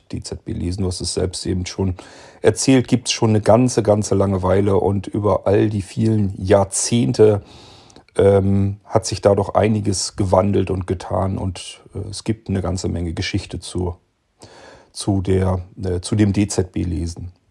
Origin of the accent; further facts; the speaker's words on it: Barenburg, Lower Saxony, Germany; born there; Und ähm, ich bin geboren 1970 in Barenburg. Das ist im Norddeutschland auf dem Plattenlande sozusagen ein kleiner Ort zwischen Minden und Bremen, so ziemlich mittig da drin.